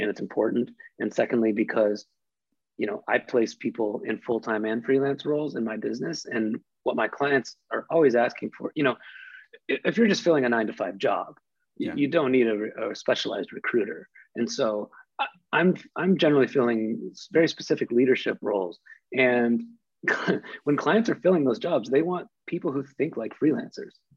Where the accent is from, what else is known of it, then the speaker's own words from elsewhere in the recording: Midwest, United States; as someone growing up in the Midwest